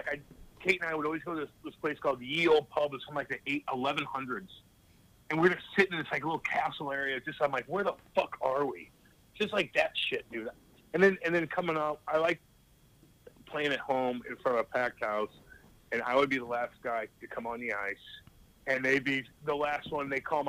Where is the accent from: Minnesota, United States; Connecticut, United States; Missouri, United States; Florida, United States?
Missouri, United States; St. Louis; no one told me I was ever going to make it because I'm from St. Louis, and I did it too.